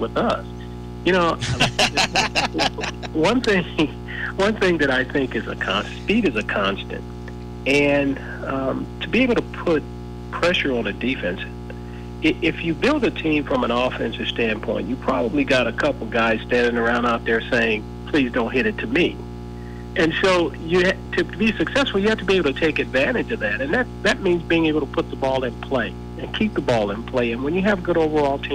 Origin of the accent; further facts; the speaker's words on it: Southern California, United States; when I was growing up in Southern California